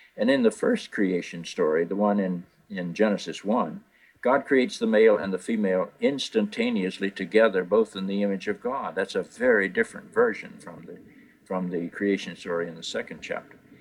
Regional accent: North Carolina, United States; I was raised in North Carolina in what we call the Bible Belt of, of this country.

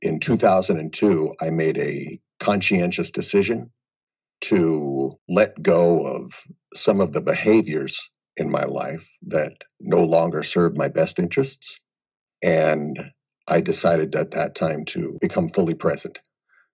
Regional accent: Des Moines, Iowa, United States; now in Las Vegas, United States; I grew up in Des Moines, Iowa. So I'm a Midwest boy.

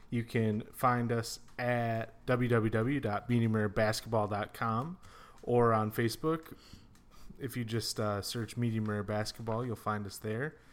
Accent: Indiana, United States; born or raised there

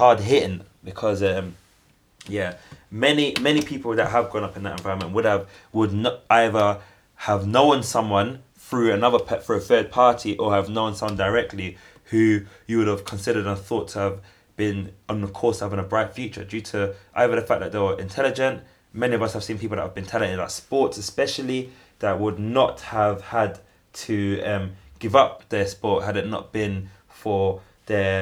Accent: London, United Kingdom; I grew up in Hackney

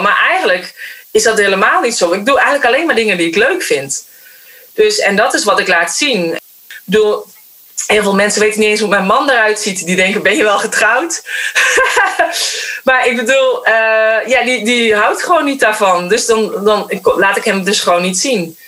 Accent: North Brabant, Netherlands; Maar ik ben opgegroeid in Brabant

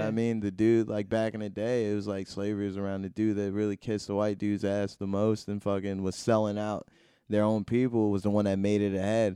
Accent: Plainfield, United States; I'm from Plainfield, so, like, I got lucky enough to where I was in an okay part, but, like, the hood was right there.

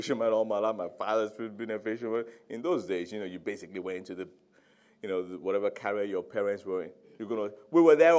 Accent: Nigeria; now in London, United Kingdom; I'm Nigerian

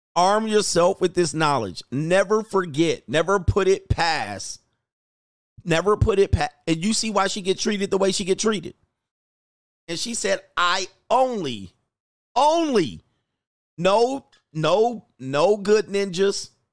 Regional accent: Southern California, United States; also born or lived in Orange County; living in Orange County, growing up in Southern California, going to nightclubs in L

